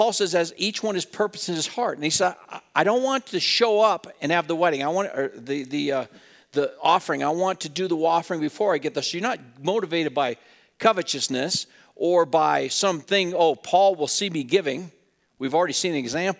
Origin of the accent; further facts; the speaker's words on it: Wheatland, United States; growing up in Wheatland across the alley from a family